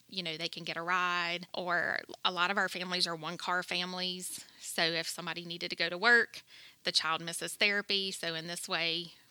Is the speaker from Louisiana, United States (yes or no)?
yes; Denham Springs, Louisiana, United States; born and raised in Denham Springs